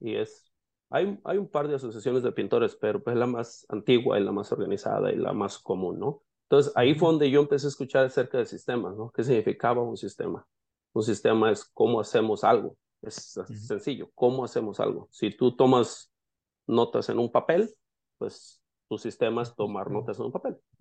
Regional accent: La Huerta, Jalisco, Mexico; moved away as an adult; also born or lived in Yakima, Washington; now in Seattle, United States; soy mexicano de nacimiento, nací en un pueblo que se llama La Huerta, en el estado de Jalisco

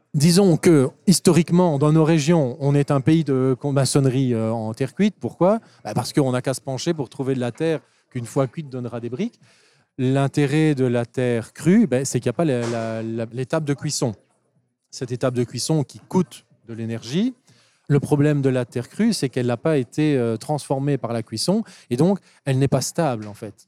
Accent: Wallonia, Belgium; chez nous en Belgique ou en Wallonie

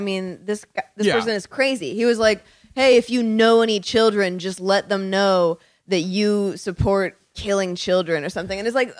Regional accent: Alpharetta, Georgia, United States; also born or lived in Johns Creek, Georgia; I was raised in Alpharetta and Johns Creek.

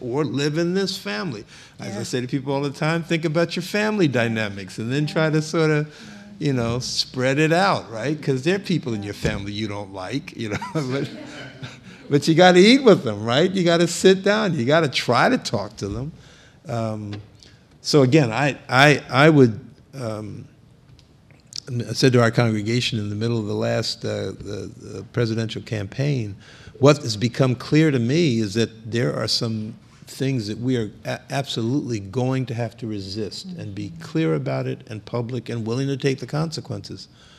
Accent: Philadelphia, Pennsylvania, United States; particularly for me growing up in Philadelphia, where the police were feared, particularly by young black men. Under Frank Rizzo when I grew up.

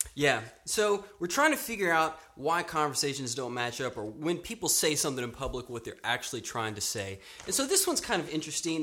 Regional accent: Louisiana, United States; now in Austin, United States; I grew up in Louisiana

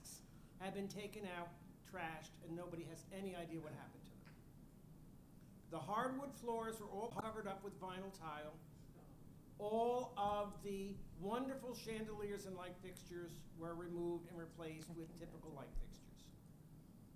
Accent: Newark, New Jersey, United States; I grew up in the Newark Public Schools

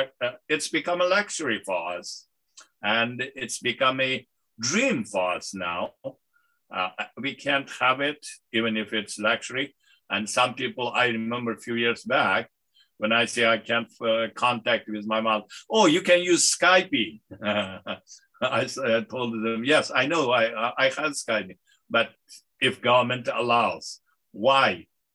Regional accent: United States; I'm an American. I love this country. I'm proud of this country, proud of this Americanness.

